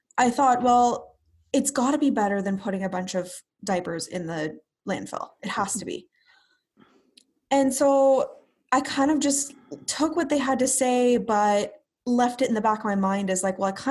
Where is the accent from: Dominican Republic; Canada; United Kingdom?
Canada; Brantford, Ontario; also born or lived in Ottawa; I'm from Brantford, Ontario. I've been here pretty much my whole life, except for about 5 years in Ottawa for university